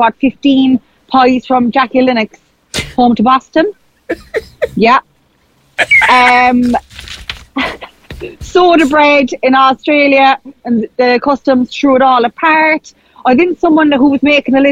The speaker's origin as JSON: {"language": "English", "area": "Kerry", "region": "Munster", "country": "Ireland", "moved": "yes", "said": "I was home there for a couple of days, and I was flying back from Kerry Airport"}